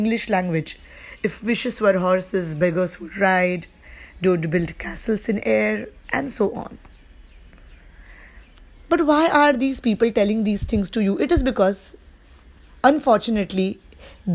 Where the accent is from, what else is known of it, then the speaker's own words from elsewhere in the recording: India; I live in India and I am from India